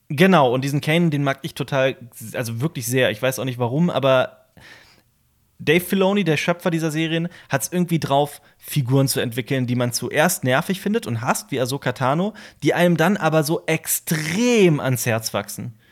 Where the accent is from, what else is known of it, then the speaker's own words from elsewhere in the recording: Koblenz, Rhineland-Palatinate, Germany; moved away as an adult; also born or lived in Vienna; Koblenz, meiner Heimatstadt